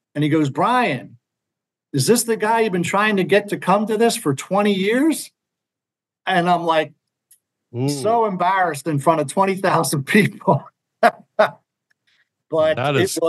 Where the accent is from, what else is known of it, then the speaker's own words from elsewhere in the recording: Philadelphia, Pennsylvania, United States; I'm from Philly